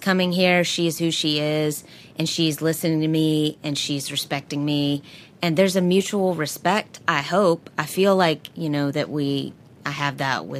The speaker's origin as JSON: {"language": "English", "region": "the South", "country": "United States", "said": "I'm from the South."}